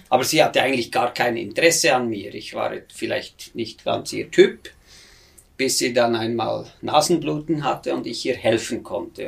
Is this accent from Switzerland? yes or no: yes; near Bern, Switzerland; moved away as an adult; ich bin natürlich aus sehr bürgerlichem Haus in, im Zentrum der Schweiz, in der Nähe von Bern, da bin ich aufgewachsen